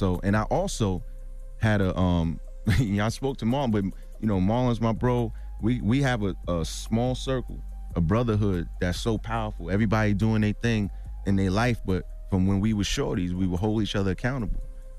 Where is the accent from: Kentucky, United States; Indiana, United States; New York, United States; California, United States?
New York, United States; Brooklyn; we didn't get along initially because I'm from Brooklyn. He's from Manhattan.